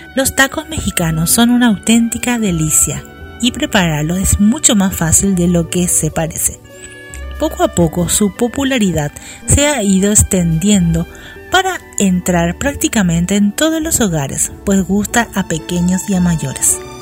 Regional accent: Paraguay; aquí en mi país, en Paraguay donde estoy yo

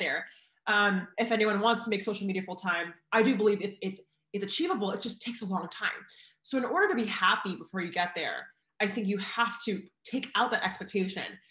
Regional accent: Oregon, United States; now in California, United States; I'm from Oregon

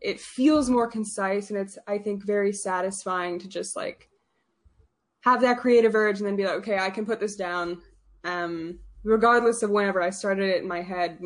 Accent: St. Albert, Alberta, Canada; I'm a poet from St. Albert

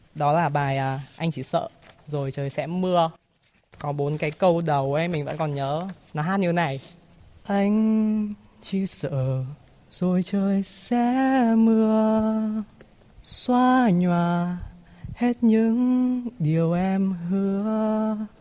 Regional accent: Hanoi, Vietnam; tôi sinh ra và lớn lên ở Hà Nội

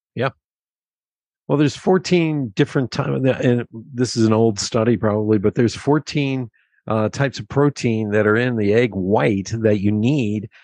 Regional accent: Pennsylvania, United States; I grew up in Pennsylvania.

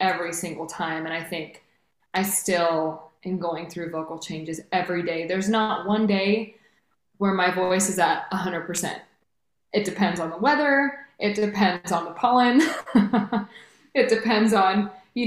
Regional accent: Redwood City, California, United States; I grew up born and raised in Redwood City, California

